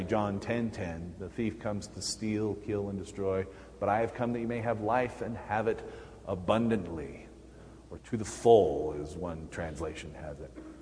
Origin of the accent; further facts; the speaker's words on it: Clearfield, Utah, United States; growing up in Utah, at Clearfield, my youth group was about three people